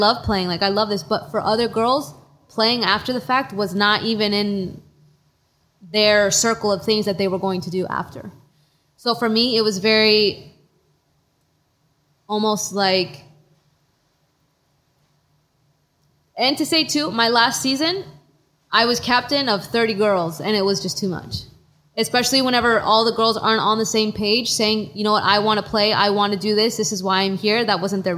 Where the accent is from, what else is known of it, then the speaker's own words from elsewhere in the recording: Texas, United States; moved away as an adult; also born or lived in New Jersey; growing up in Texas